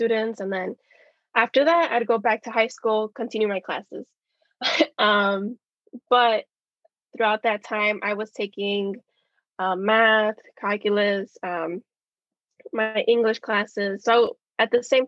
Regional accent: Chicago, Illinois, United States; I was born and raised in Chicago

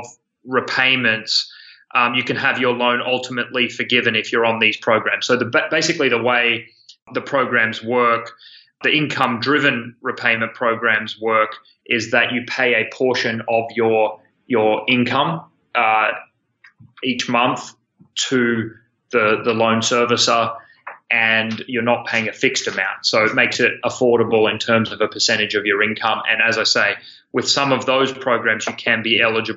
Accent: Australia; moved away as an adult; now in San Francisco, United States; my accent is not from New Jersey. I'm from Australia. I moved over in 2012

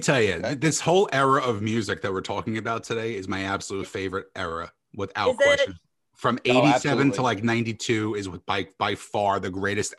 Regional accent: New Jersey, United States; I'm from New Jersey, Jeff's from New York. So growing up for me, you know, we're in … territory over here.

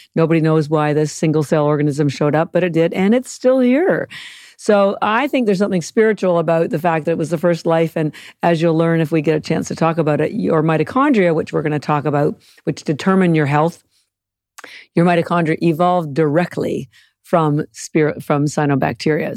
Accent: Canada; moved away; I'm Canadian

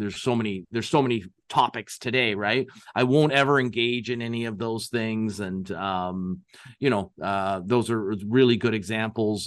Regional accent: Canada; we're Canadian

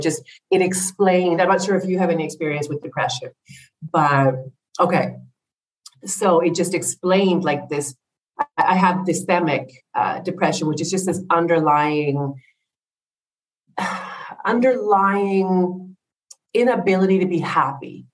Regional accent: Ottawa, Ontario, Canada; moved away as an adult; also born or lived in England; now in Greece; I'm from Ottawa, Canada

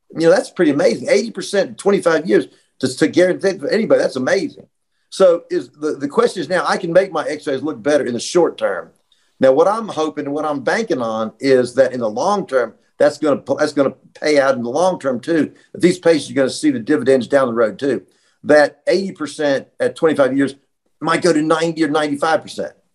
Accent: Roanoke, Virginia, United States; also born or lived in Bristol, Virginia; I grew up in Roanoke, Virginia, so I'm a Virginia boy

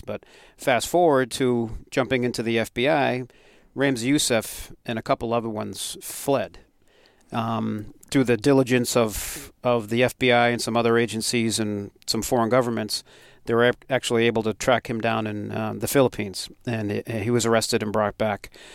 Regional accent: Westborough, Massachusetts, United States; growing up in Westboro

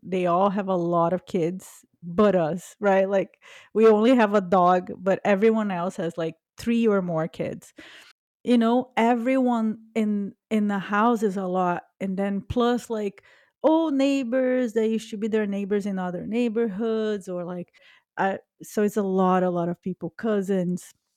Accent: Brazil; now in United States; I was born in Brazil

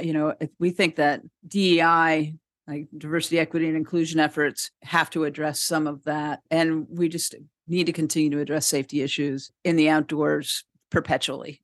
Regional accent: San Diego, California, United States; I grew up in San Diego

